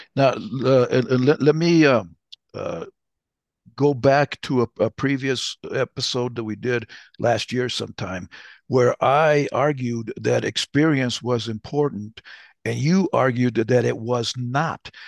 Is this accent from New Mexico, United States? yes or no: yes; New Mexico, United States; I'm from New Mexico, so, uh, we are Latinos. I call, I'd rather have Latino than Hispanic, but I'm Chicano